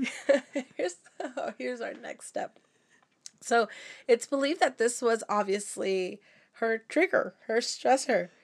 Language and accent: English; Arizona, United States; now in Oregon, United States; I am originally from Arizona, so I was already in Oregon